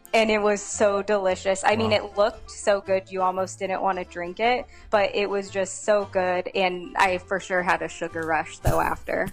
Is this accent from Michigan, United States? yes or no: no; Modesto, California, United States; now in Arizona, United States; I'm from California, so I'm actually from George Lucas's hometown, Modesto